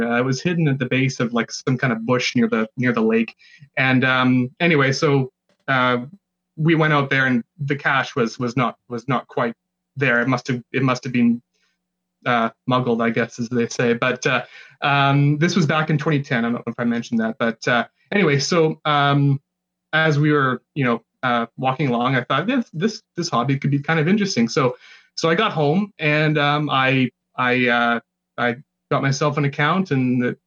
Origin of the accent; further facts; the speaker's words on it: Burnaby, British Columbia, Canada; also born or lived in Vancouver; I'm from Burnaby, British Columbia. I was born in Vancouver, and then I made the long move out to Burnaby